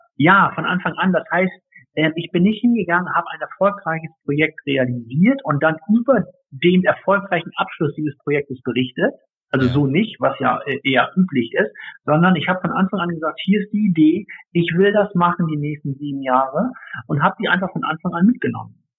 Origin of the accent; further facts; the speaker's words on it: Hamburg, Germany; als Hamburger Jung, ich komme ja ursprünglich aus Hamburg vom flachen Land